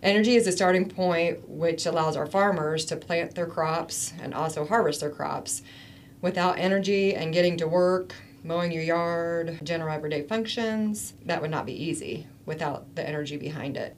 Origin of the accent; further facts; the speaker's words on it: Wabash County, Indiana, United States; growing up in Wabash County and knowing the farmers